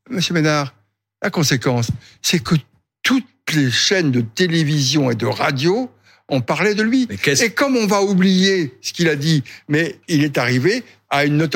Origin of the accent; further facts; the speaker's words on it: France; Je suis français.